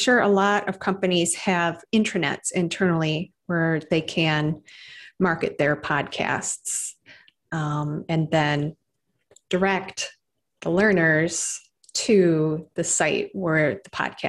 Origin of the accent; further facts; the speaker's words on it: Michigan, United States; accent: Michigan; Yeah, I feel like my Michigan accent really comes out when I can hear myself talking on a recording.